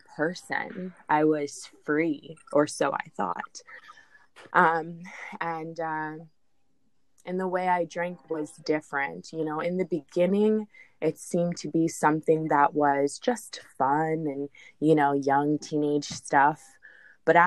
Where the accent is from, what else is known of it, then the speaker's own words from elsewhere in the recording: Jacksonville, Florida, United States; I grew up in Jacksonville